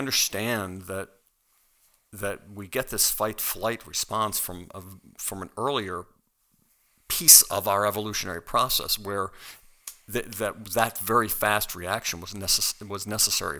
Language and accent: English; United States; as an American